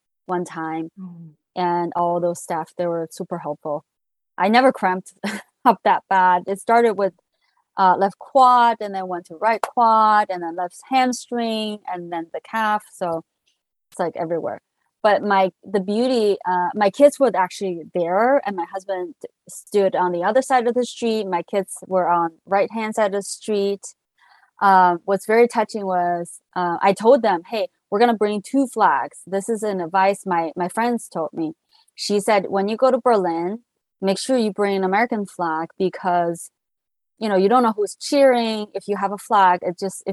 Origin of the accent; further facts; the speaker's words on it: Qingdao, Shandong, China; moved away as an adult; also born or lived in Shanghai, China; now in Pasadena, United States; I grew up in China in a city called Qingdao in Hebei province.